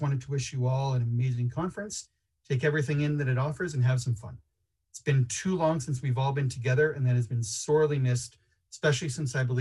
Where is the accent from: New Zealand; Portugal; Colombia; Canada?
Canada; accent: Canadian; Hello from the Great White North. Just in case you don't recognize my Canadian accent